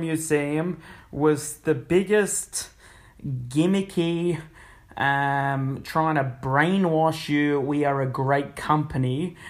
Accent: Australia; because I'm Australian

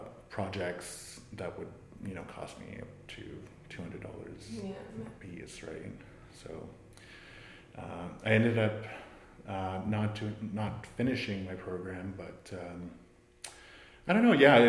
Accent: Manitoulin Island, Ontario, Canada; also born or lived in Wikwemikong; I'm from Manitoulin Island, originally from Wequemecong, unceded Indian Territory. But I grew up in Chigiing, which is central Manitoulin Island

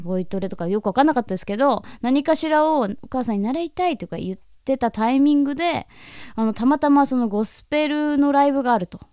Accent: Hokkaido, Japan; 私はこう北海道で育った人間として

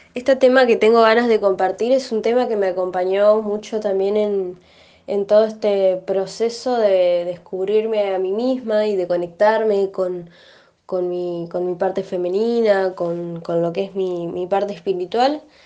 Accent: Argentina; como ciudadanos, como argentinos

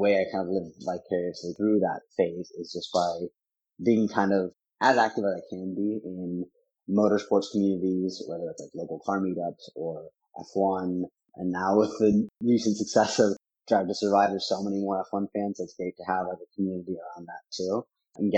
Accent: Portland, Oregon, United States; also born or lived in Boston, Massachusetts; now in Austin, United States; I'm originally from Portland, Oregon

